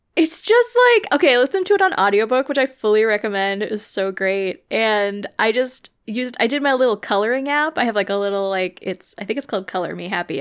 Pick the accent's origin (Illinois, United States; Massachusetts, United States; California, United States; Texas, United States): Illinois, United States; I grew up in Illinois, and so I grew up going to all these Lincoln sites.